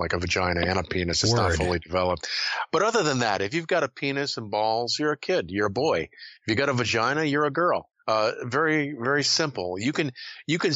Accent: Scotland, United Kingdom; I'm Scottish

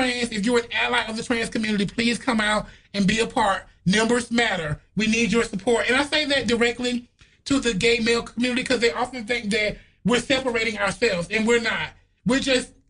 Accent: Orlando, Florida, United States; now in New York City, United States; I'm from Orlando, Florida. We're from the South

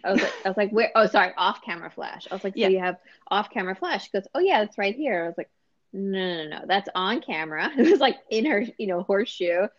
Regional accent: New York City, New York, United States; I'm a New Yorker

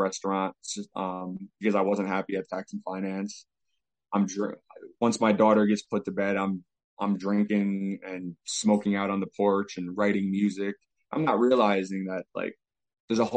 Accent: New York, United States; moved away; also born or lived in Albany; from New York.

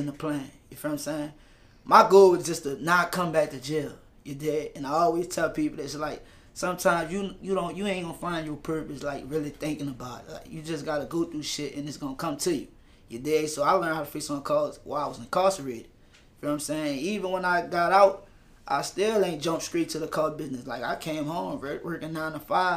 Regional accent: New Orleans, Louisiana, United States; I'm from Algiers

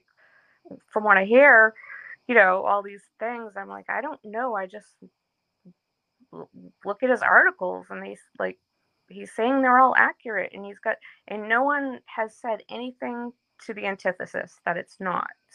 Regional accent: Canton, Massachusetts, United States; I'm Canadian too. By heritage, I was born here

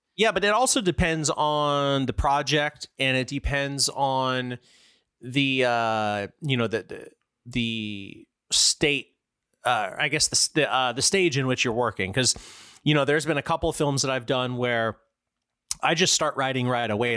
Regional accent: Florida, United States; I grew up with in Florida

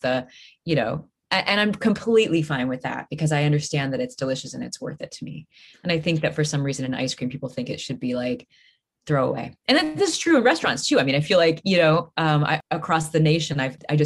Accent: Midwest, United States; moved away; I'm from the Midwest

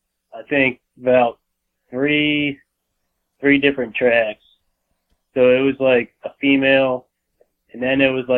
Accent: Pennsylvania, United States; Like I said, I grew up here in South Central Pennsylvania. I moved up here when I was 10 years old, and I've kind of been hunting ever since.

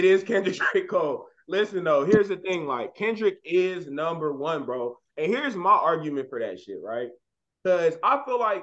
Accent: Jamaica; I'm Jamaican

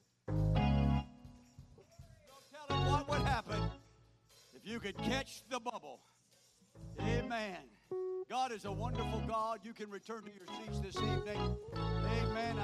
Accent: Florida, United States; moved away; where we grew up in Florida

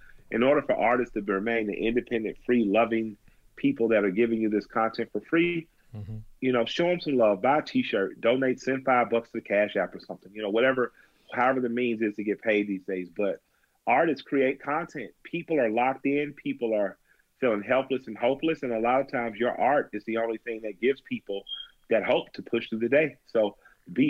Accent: the South, United States; I'm a Southerner

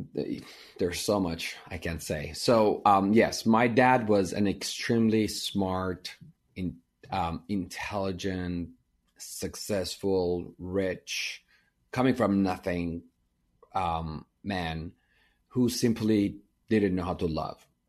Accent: Iran; English is a second language; moved away as an adult; now in United States; I grew up in Iran and we were Armenian, so we were minority

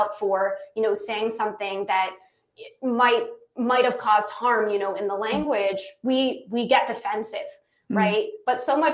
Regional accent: United States; I'm American

